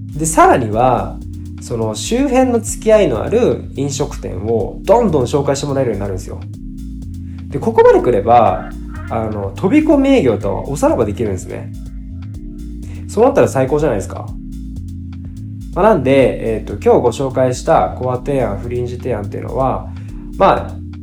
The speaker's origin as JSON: {"language": "Japanese", "region": "Fukuoka", "country": "Japan", "tie": "born or raised there", "also_born_or_lived": "Saga", "said": "佐賀生まれ福岡育ちの九州男児です"}